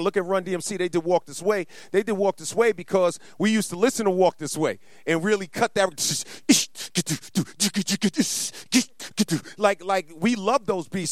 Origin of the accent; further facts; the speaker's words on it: New York City, New York, United States; a young black kid growing up in Queens